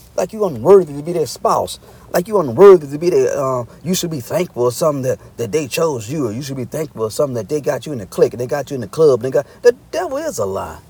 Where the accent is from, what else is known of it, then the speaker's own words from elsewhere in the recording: Arkansas, United States; moved away; I'm originally from Arkansas